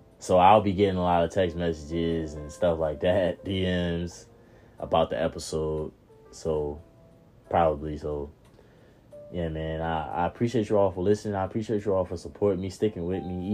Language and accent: English; Norfolk, Virginia, United States; moved away; I grew up in Norfolk